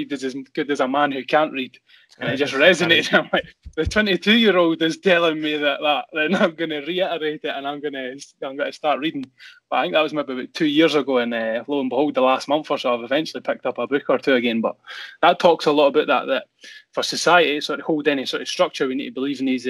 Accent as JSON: {"language": "English", "town": "Edinburgh", "region": "Scotland", "country": "United Kingdom", "tie": "born or raised there", "lives_now": "Dunfermline, United Kingdom", "said": "I've stayed in the the council housing estates of Edinburgh as I'd grown up"}